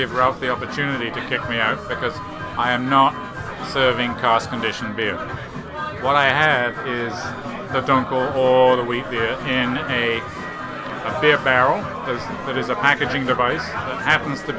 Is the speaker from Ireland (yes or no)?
no; England, United Kingdom; in spite of being English